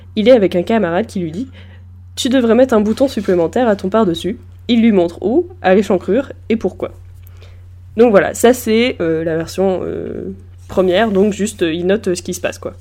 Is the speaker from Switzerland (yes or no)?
no; Normandy, France; je viens de Normandie, donc évidemment le Mont-Saint-Michel est chez moi